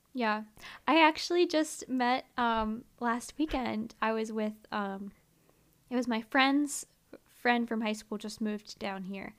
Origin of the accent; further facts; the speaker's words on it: near Philadelphia, Pennsylvania, United States; moved away; I grew up in Philly, you know?" And, or, like, near Philly